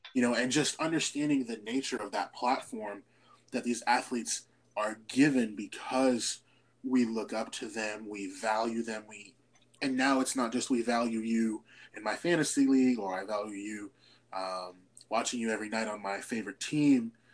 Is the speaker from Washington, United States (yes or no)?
yes; Seattle, Washington, United States; Growing up on the West Coast in Seattle